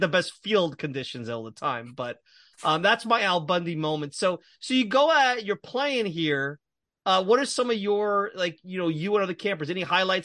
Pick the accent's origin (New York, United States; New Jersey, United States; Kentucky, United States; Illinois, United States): New York, United States; New York City; I grew up in Brooklyn